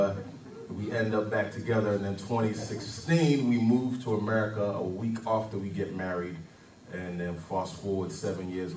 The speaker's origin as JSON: {"language": "English", "region": "London", "country": "United Kingdom", "tie": "born or raised there", "also_born_or_lived": "Nigeria", "moved": "as an adult", "said": "Nigerian, born in Nigeria. I lived there till I was 9 years old. Then I moved to London when I was nine. And so from 9 till 27, I was in London."}